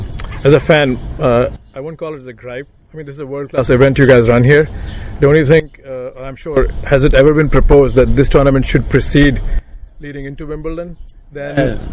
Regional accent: India; moved away; Since I grew up in India

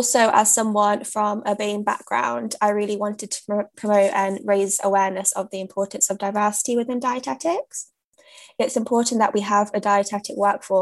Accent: Leicester, East Midlands, United Kingdom; moved away; also born or lived in London; I'm a British South Asian, born and raised in Leicester

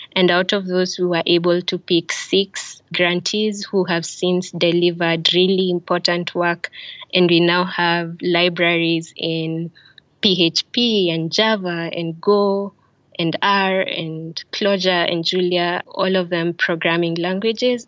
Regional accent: Kenya; now in Tallinn, Estonia; I am Kenyan and my family is currently based in Tallinn, Estonia.

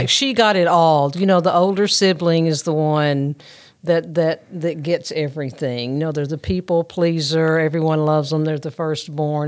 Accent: Union City, Tennessee, United States; I am from Union City

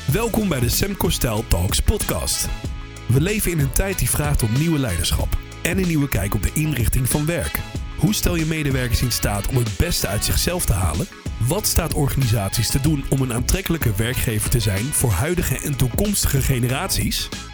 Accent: Netherlands; Nederland geboren, Nederland opgegroeid.

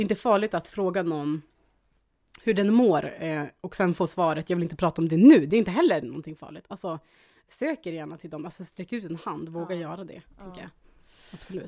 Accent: Dikanäs, Västerbotten County, Sweden; jag är ju uppväxt då i Eh, Västerbotens inland, Dikanas

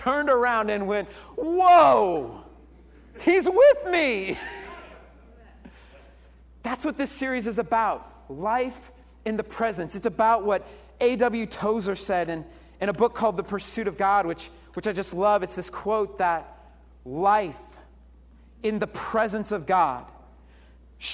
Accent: Colorado, United States; moved away; I was born and raised in Colorado

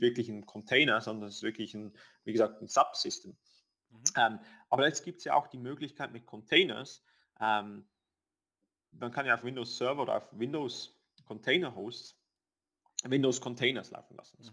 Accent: Switzerland; wir als Schweizer

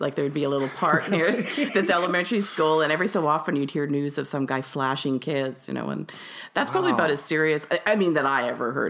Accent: Winnipeg, Manitoba, Canada; I really enjoyed growing up in Fort Richmond. Yeah. It was a really nice, safe, you know, neighborhood and community.

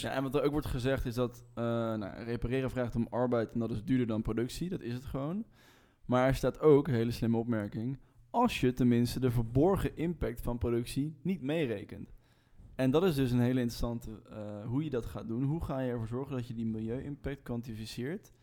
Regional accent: Rotterdam, South Holland, Netherlands; wij als Rotterdammers

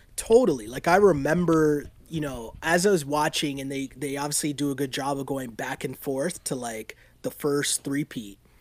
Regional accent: Toronto, Ontario, Canada; growing up in Toronto

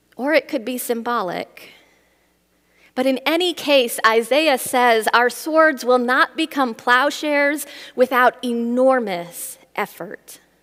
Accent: Midwest, United States; I grew up in the Midwest

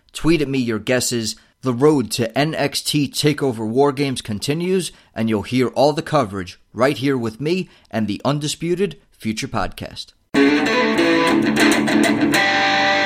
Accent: United States; as an American viewer

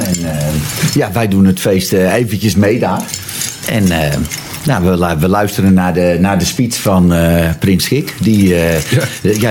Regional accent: Zwaag, North Holland, Netherlands; ik ben geboren en getogen in Zwaag.

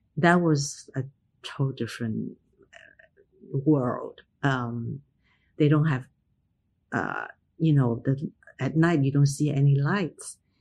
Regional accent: Hong Kong; moved away; also born or lived in United States; identity wasn't an issue when I grew up in Hong Kong

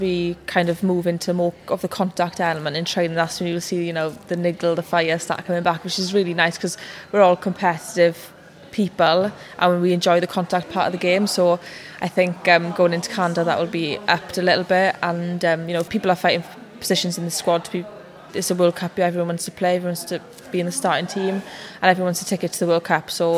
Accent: Welsh, Wales, United Kingdom; I'm Welsh

